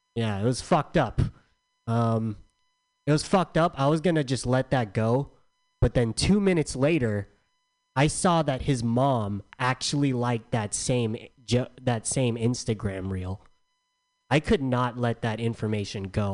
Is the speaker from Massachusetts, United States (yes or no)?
no; San Diego, California, United States; I'm from San Diego